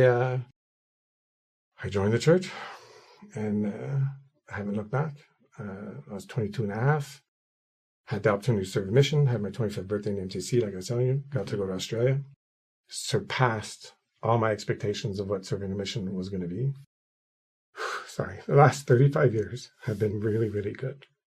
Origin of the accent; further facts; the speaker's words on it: Quebec City, Quebec, Canada; moved away as an adult; also born or lived in Ottawa / Gatineau; I was born and raised in Quebec City, the French part of town.